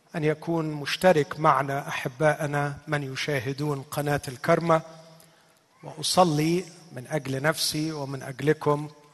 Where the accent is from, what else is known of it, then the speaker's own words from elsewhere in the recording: Egypt; عندنا في مصر